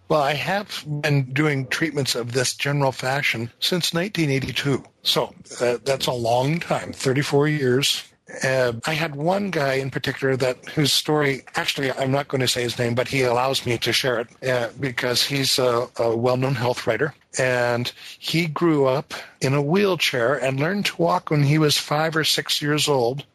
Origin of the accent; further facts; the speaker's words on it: north of Seattle, Washington, United States; I was growing up north of Seattle where it rained a lot